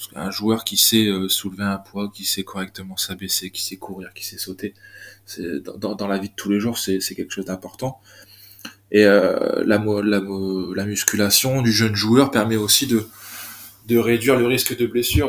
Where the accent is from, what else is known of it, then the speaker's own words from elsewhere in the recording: Côte d'Opale, Hauts-de-France, France; also born or lived in Lille; je suis originaire de la Côte d'Opale